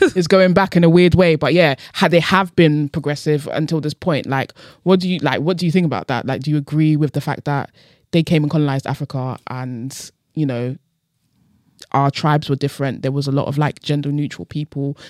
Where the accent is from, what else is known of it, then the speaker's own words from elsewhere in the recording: United Kingdom; I'm born in this country